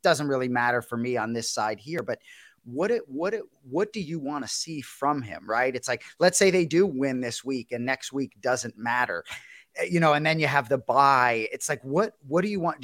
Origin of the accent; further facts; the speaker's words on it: Boston, Massachusetts, United States; now in Miami, United States; We grew up in Boston